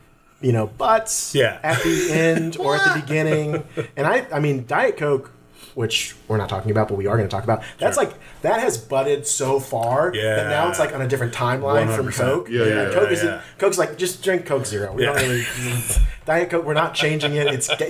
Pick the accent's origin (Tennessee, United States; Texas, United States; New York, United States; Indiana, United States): Tennessee, United States; Memphis; Memphis, Tennessee.